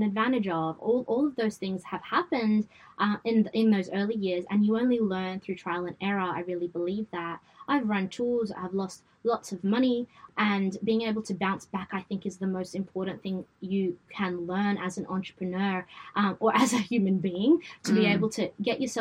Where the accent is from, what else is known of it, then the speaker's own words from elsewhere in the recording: Sydney, New South Wales, Australia; accent: Westie; my Westie accent